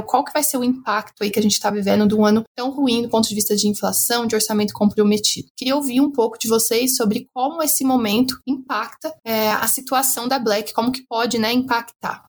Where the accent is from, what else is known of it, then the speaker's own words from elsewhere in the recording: Brazil; como brasileira